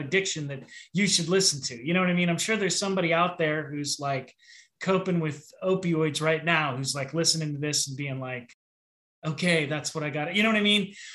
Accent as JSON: {"language": "English", "town": "Pittsburgh", "region": "Pennsylvania", "country": "United States", "said": "I'm from Pittsburgh"}